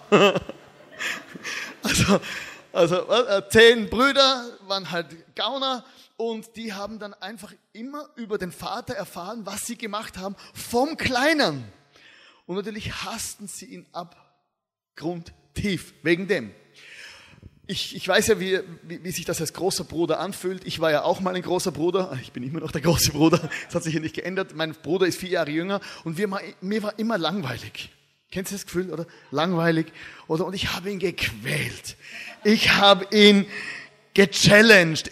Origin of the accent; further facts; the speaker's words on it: Styria, Austria; Ich komme aus der Steiermark. Ja. Da redet man so.